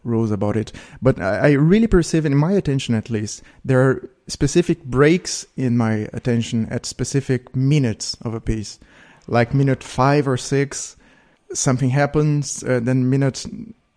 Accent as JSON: {"language": "English", "town": "Porto Alegre", "region": "Rio Grande do Sul", "country": "Brazil", "tie": "born or raised there", "also_born_or_lived": "Belo Horizonte, Brazil", "moved": "yes", "said": "I spent almost all my life in the south of Brazil, in a city called Porto Alegre"}